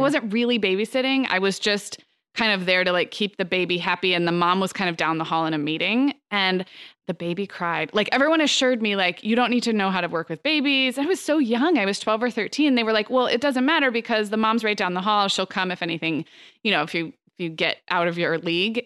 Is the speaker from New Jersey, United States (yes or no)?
no; Santa Barbara, California, United States; growing up in Santa Barbara